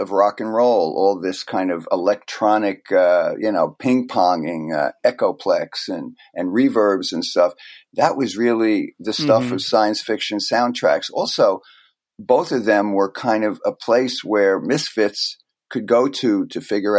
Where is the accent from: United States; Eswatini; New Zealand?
United States; New Jersey; because we're both from the Great Garden State.